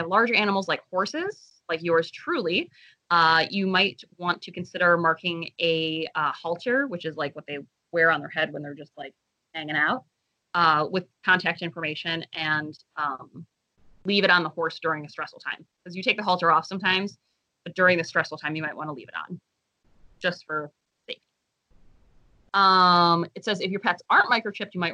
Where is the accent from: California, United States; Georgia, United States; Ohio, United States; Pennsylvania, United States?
Ohio, United States; we're from Ohio